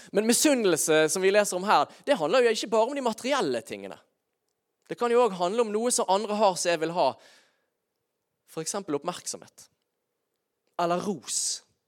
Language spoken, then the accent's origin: Norwegian; Bergen, Vestland, Norway; also born or lived in Sørlandet (Kristiansand area); noen av grunnprinsippene som jeg egentlig var fostret opp med som bergenser